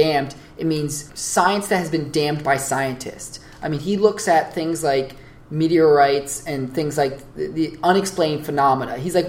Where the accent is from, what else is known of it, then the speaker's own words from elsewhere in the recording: Florida, United States; also born or lived in New Jersey; we're Floridians. I mean, I was born in New Jersey. I lived there till I was seven